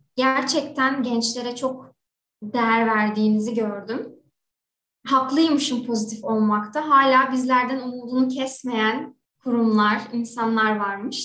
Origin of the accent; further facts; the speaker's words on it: İzmir, Turkey; 1997 İzmir doğumluyum